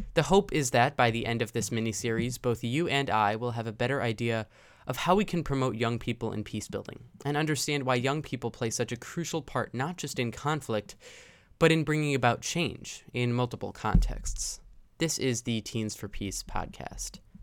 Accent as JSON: {"language": "English", "town": "Chicago", "region": "Illinois", "country": "United States", "said": "I'm 17 and from the Chicago area"}